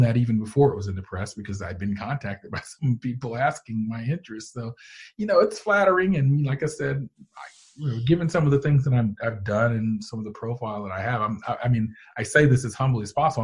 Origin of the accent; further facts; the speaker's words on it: Canton, Georgia, United States; I grew up in Canton, Georgia, which is exurban